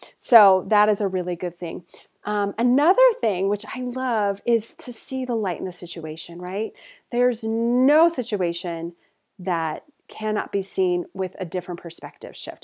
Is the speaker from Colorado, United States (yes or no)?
yes; Denver, Colorado, United States; moved away as an adult; also born or lived in Portland, Oregon; I moved to Portland from Denver, moved to Portland, Oregon